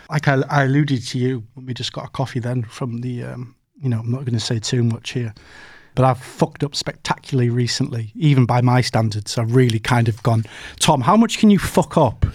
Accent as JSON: {"language": "English", "area": "Teesside", "region": "North East England", "country": "United Kingdom", "said": "We're both from Teesside"}